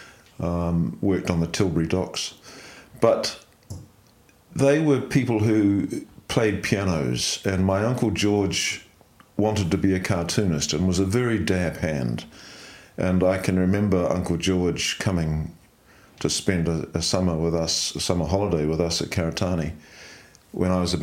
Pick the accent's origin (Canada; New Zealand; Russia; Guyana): New Zealand; Dunedin, Otago; moved away as an adult; also born or lived in Christchurch / London; now in Central Otago, New Zealand; I was born in Dunedin in 1948 and youngest of 3 in a family.